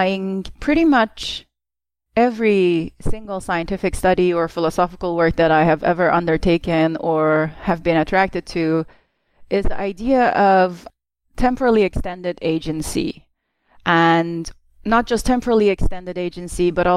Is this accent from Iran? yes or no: yes; Tehran, Tehran Province, Iran; as a young child in growing up in Tehran while there was a war for the first sort of 7 years of my life